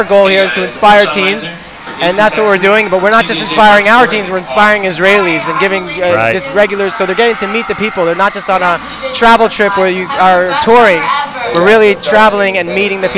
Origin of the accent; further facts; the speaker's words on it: New York, United States; also born or lived in Long Beach, New York; I'm from New York